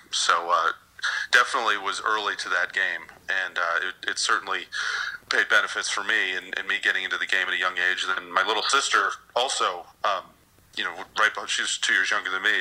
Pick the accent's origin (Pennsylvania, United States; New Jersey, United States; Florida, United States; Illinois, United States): Illinois, United States; Chicago; also born or lived in Washington, D.C.; now in West Palm Beach, United States; growing up in Chicago and then living in D.C. for a while